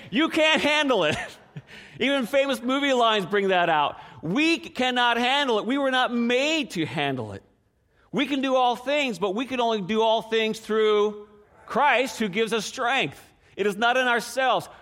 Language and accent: English; Newfoundland and Labrador, Canada; moved away as an adult; I grew up in Newfoundland, and there's not a whole lot of pecan trees